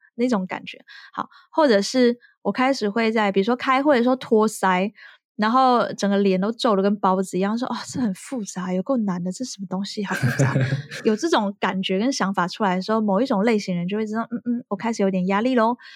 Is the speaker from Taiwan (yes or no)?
yes; Taiwan; now in France; 我回台湾的时候